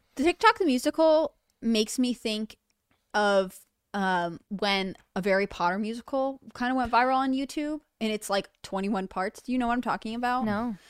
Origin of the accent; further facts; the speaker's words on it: United Kingdom; I'm British